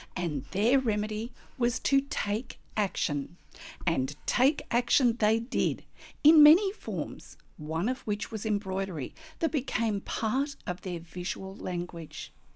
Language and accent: English; Australia; I'm an Australian textile artist